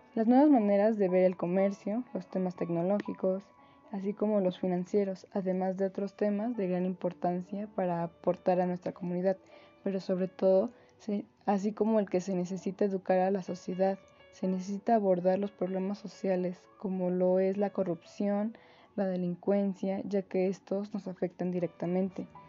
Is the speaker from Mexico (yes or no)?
yes; Mexico; nuestro país, México